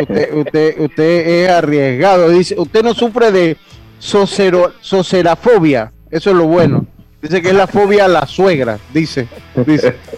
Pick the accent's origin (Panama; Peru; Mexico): Panama; Los Santos; yo soy de los Santos y al medio que me conoce, yo soy santeño